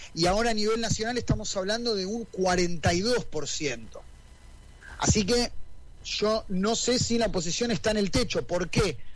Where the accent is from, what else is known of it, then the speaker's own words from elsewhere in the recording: Argentina; nosotros como argentinos